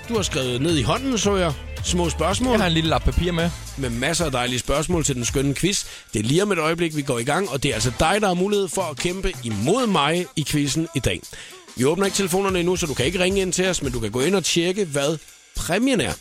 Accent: Svendborg and Faaborg area, Southern Denmark, Denmark; nede, hvor jeg kommer fra, i Svendborg og Fåborg-området

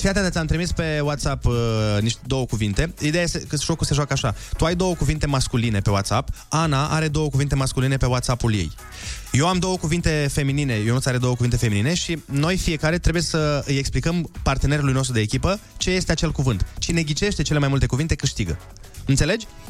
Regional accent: Suceava, Suceava County, Romania; eu sunt din Suceava

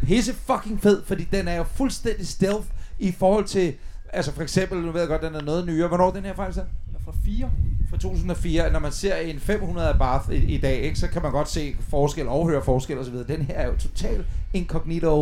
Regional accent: Middelfart, Southern Denmark, Denmark; kommer fra Middelfart

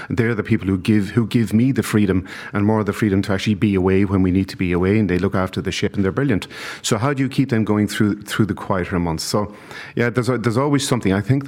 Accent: London, United Kingdom; years ago, 30 years ago, I came from London to become the head chef of a place called Estampa in Dawson Street in Dublin.

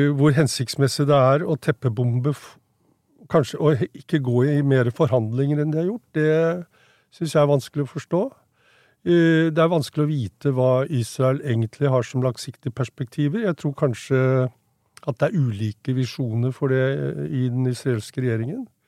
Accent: Norway; jeg vokste jo opp i Norge

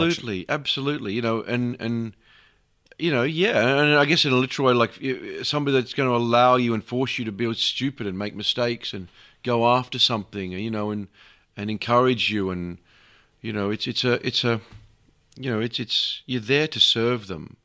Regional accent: Australia; as an Australian

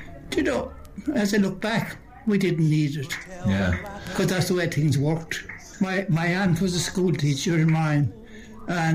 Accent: Ireland; I really enjoyed growing up in Mount Tumbletooey

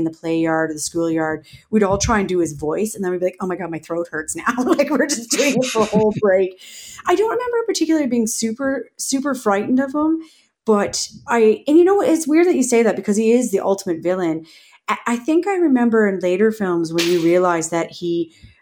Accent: Canada; growing up in Canada

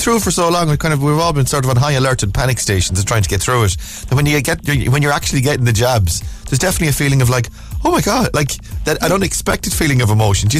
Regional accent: Ireland; I'm Irish and my English isn't very well

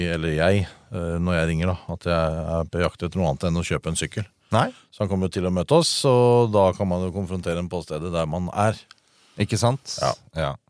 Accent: Drammen, Buskerud, Norway; Å ja, jeg kommer fra fra Oslo, skjønner du. Rett vest for Oslo. Drammen.

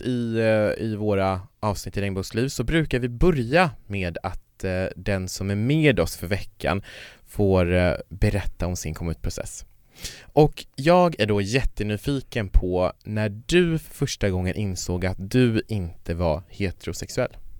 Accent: Kiruna, Norrbotten County, Sweden; jag kommer ju från Kiruna, och i Kiruna så fanns det ju inga såna här sammanhang.

